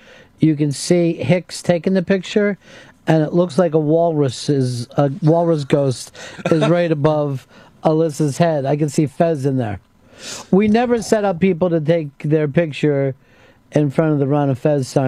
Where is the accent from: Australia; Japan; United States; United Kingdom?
United Kingdom; England; Well, we're English people, so we speak English, so we can say it our own way.